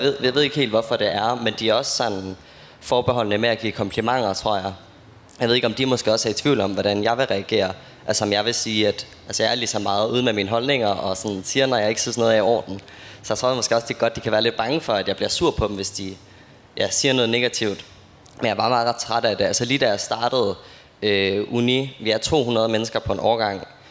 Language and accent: Danish; Aarhus, Central Denmark Region, Denmark; jeg kommer jo fra Aarhus